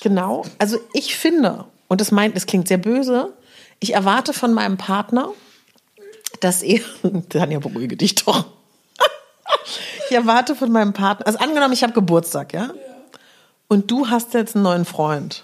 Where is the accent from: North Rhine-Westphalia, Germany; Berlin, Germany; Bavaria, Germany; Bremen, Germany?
Berlin, Germany; bei uns in Berlin haben wir den Teufelsberg